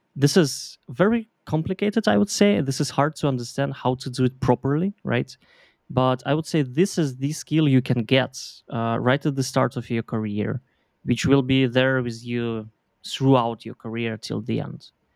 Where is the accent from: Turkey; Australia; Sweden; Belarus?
Belarus; moved away as an adult; now in Berlin, Germany; I'm originally from Belarus.